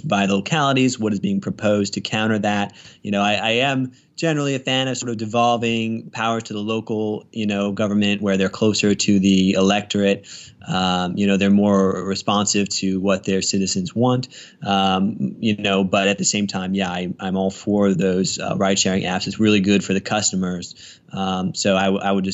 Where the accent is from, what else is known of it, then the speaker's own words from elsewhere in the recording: Northern Virginia, United States; moved away as an adult; now in Richmond, United States; I'm from Northern Virginia. I just moved down to the Richmond area about a year and a half ago